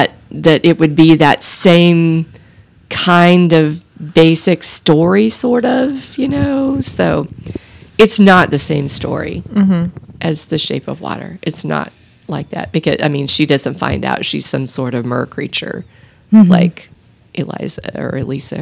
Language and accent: English; Texas, United States; I grew up in Texas